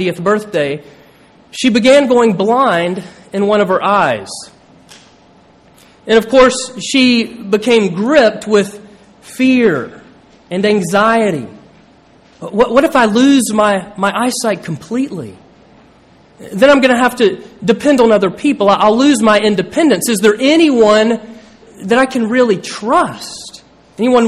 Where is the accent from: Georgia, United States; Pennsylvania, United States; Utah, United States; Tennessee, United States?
Georgia, United States; moved away as an adult; now in Williamsburg, United States; I grew up in Georgia